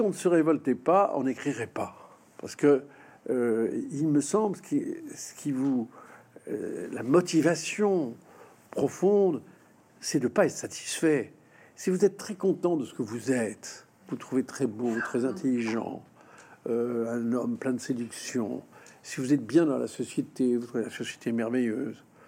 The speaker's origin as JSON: {"language": "French", "country": "France", "said": "la France nous a imprégnés"}